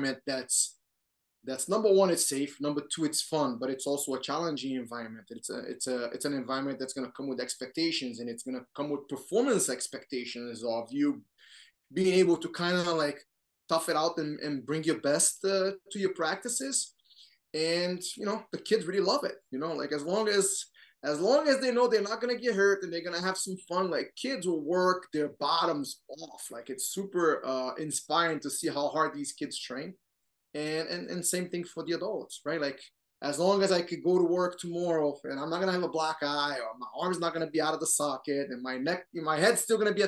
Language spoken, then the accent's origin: English; Rio de Janeiro, Brazil; also born or lived in United States (born); now in United States; I grew up in Brazil, Rio de Janeiro.